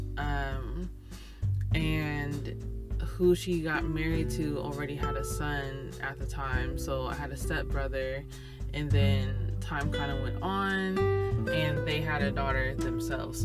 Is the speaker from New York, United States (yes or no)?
no; Sacramento, California, United States; I'm from California, NorCal, or Northern California, for those who are not aware that it's NorCal or SoCal, specifically Sacramento.